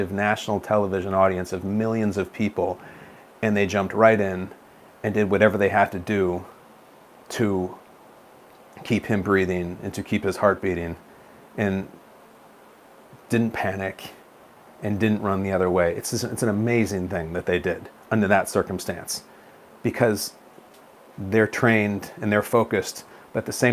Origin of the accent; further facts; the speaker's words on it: Chicago, Illinois, United States; I'm born and raised in the Chicago area